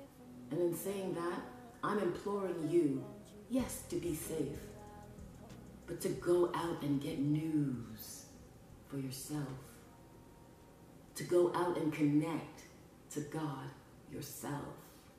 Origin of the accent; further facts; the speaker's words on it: Scarborough, Ontario, Canada; born there; My mom told me I was born in Scarborough, Ontario, Canada, just like every other day, but it wasn't true. I was conceived in Jamaica, and then I was born in Canada.